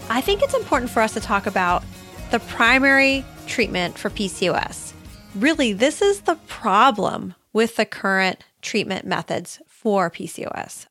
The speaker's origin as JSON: {"language": "English", "region": "Ohio", "country": "United States", "tie": "born or raised there", "said": "I grew up in Ohio, out in the, near the country."}